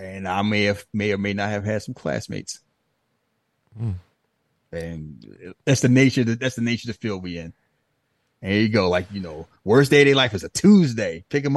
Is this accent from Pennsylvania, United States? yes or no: yes; Philadelphia, Pennsylvania, United States; accent: American; Like, I'm from Philly, but if I talk to Philly, they be looking at me like I'm a country ass bumpkin.